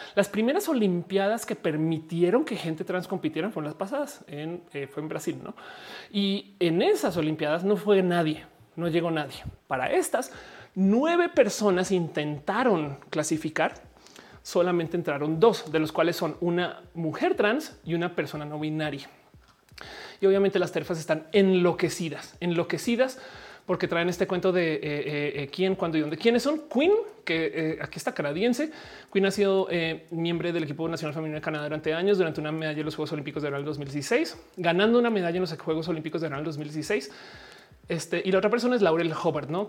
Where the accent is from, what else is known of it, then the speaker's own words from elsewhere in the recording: Mexico; yo soy mexicana también